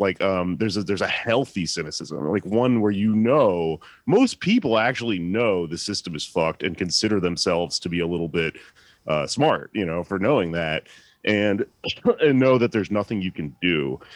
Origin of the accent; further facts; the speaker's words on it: Texas, United States; I'm from Texas